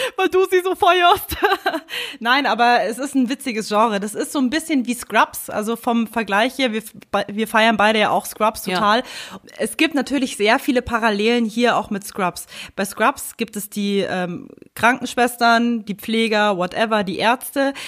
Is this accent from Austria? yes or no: no; Germany; bei uns in Deutschland